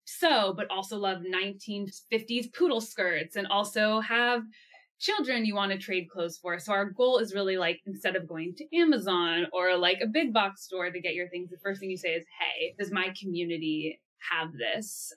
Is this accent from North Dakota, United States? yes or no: no; Los Angeles, California, United States; moved away as an adult; now in Amsterdam, Netherlands; I'm originally from Los Angeles, but now live in Amsterdam.